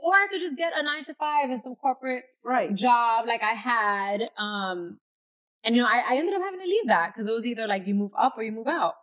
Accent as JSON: {"language": "English", "town": "New York City", "region": "New York", "country": "United States", "tie": "born or raised there", "said": "I'm from the East Bronx, I'm from Castle Hill, and I went to school in the South Bronx"}